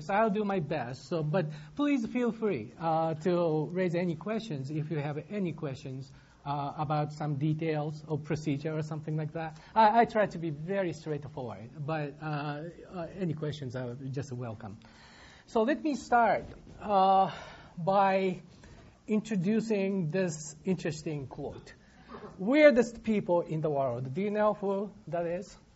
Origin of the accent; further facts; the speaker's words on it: Michigan, United States; uh, to come here, uh, despite the fact that I'm from Michigan.